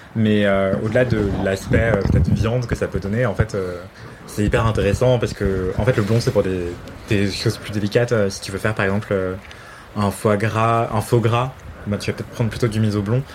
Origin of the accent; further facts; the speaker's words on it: Martinique; je viens de Martinique